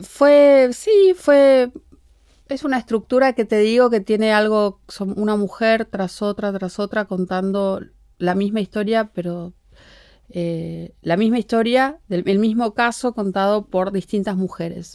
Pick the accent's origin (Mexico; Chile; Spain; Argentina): Argentina; yo soy la única argentina